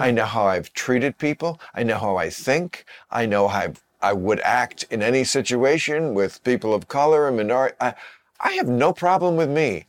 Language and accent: English; New Jersey, United States; New Jersey